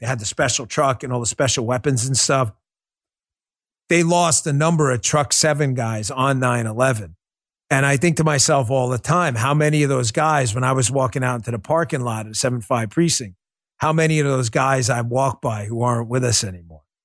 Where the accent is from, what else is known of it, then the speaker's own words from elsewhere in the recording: New York, United States; But being a New Yorker myself, uh, being up in New York when it went down